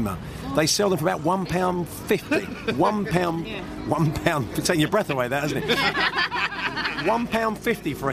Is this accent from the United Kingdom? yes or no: yes; England, United Kingdom; we're English.